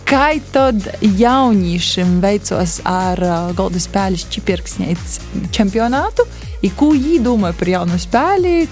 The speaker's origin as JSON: {"language": "Latvian", "town": "Upīte", "country": "Latvia", "said": "es esmu no {S2} Upītes."}